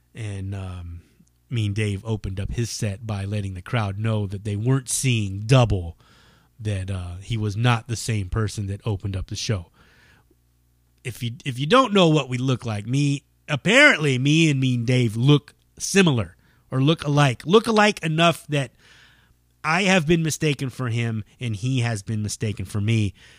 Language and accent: English; United States